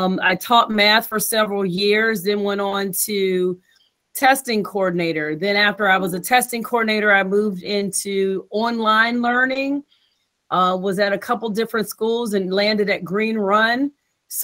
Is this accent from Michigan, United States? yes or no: no; Virginia Beach, Virginia, United States; also born or lived in College Park, Maryland; I'm from Virginia Beach. I went to school, elementary, junior high school.